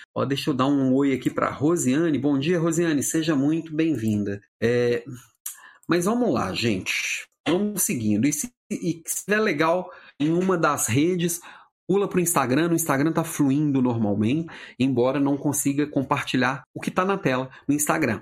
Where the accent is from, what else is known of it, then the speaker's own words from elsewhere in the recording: Brazil; Eu sou brasileiro